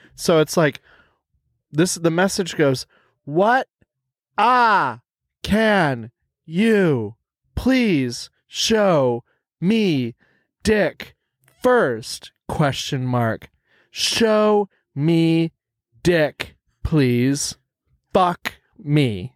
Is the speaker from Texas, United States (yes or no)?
yes; Texas, United States; accent: American; I'm from Texas.